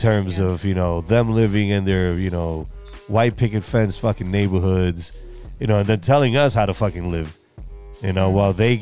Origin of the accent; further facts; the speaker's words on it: New York, United States; I'm from the East Coast and I come from the true melting pot of America, which is New York